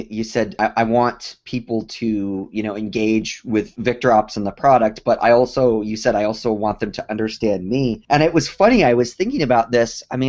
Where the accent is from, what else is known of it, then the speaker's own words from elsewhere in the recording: Colorado, United States; I grew up in Colorado